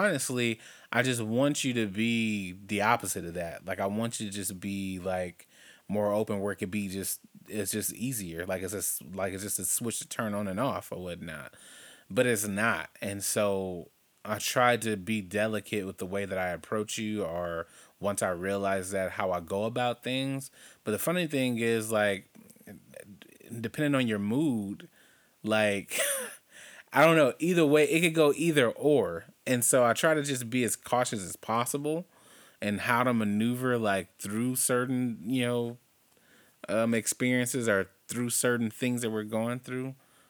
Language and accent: English; Compton, California, United States; growing up in Compton, living in my great-great-grandma's house, off of Rosecrans, that was the place that when I think of home, that was home for me because that's where we lived the longest